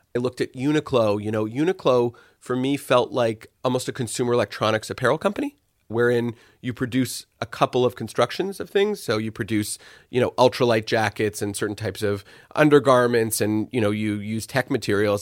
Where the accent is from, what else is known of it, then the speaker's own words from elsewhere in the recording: Montreal, Quebec, Canada; moved away as an adult; also born or lived in Toronto; I grew up in Montreal